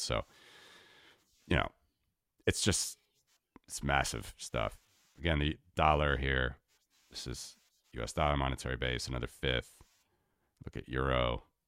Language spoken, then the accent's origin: English; United States; moved away as an adult; being an American living abroad for many years now